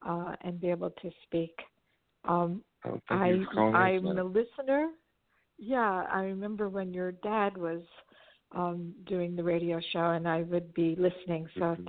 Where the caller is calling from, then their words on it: Los Angeles, California, United States; I'm calling from Los Angeles